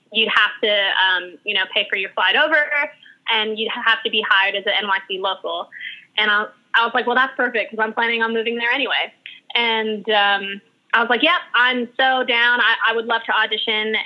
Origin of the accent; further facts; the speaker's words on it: Guam; moved away as an adult; also born or lived in Hawaii / Australia; now in New York, United States; I lived on Guam from when I was three years old all the way till I was 21.